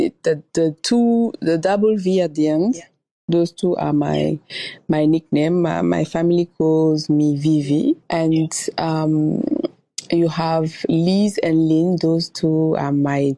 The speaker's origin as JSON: {"language": "English", "region": "Dakar", "country": "Senegal", "tie": "born or raised there", "also_born_or_lived": "Paris", "moved": "yes", "said": "I was born in Dakar, Senegal, from two Senegalese parents"}